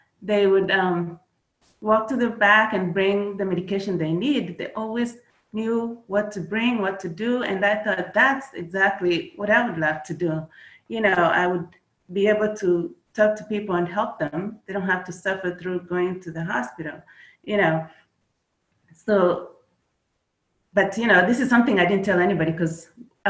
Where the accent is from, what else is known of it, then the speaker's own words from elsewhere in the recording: Kenya; moved away as an adult; now in United States; I was born in Kenya. That's where I grew up. I came to the United States after high school